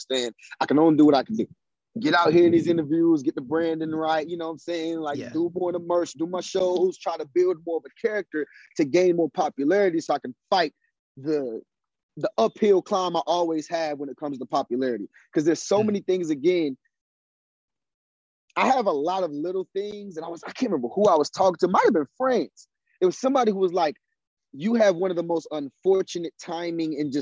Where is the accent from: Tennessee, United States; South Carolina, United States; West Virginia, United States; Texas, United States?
South Carolina, United States; I come from South Carolina